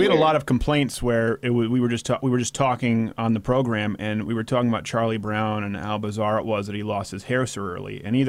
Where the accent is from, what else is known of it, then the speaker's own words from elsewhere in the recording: Canada; You know, when I grew up in Canada, people thought it was shtick that I was right wing.